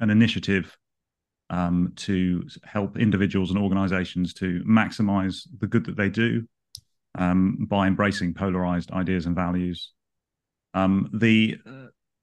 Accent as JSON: {"language": "English", "region": "London", "country": "United Kingdom", "tie": "born or raised there", "said": "I've grown up in London. I've been a Londoner all of my life"}